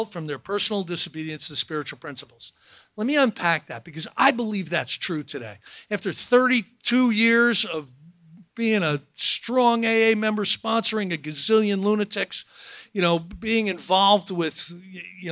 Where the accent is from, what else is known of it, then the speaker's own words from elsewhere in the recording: New Jersey, United States; I'm from New Jersey